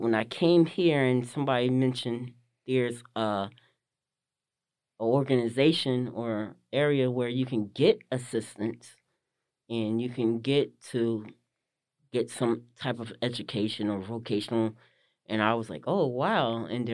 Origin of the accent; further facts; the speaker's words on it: Livingston, New Jersey, United States; Well, I'm originally from Jersey, New Jersey. I was born and raised. Originally was born in Livingston, New Jersey. My family is from East Orange area, North area, Orange, that Northern Jersey area.